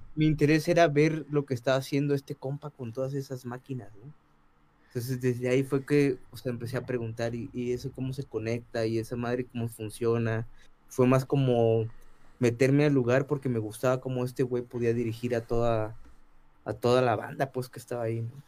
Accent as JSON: {"language": "Spanish", "town": "Ciudad Nezahualcóyotl", "region": "State of Mexico", "country": "Mexico", "tie": "born or raised there", "said": "yo crecí en el Estado de México, soy de Ciudad Nezahualcóyotl"}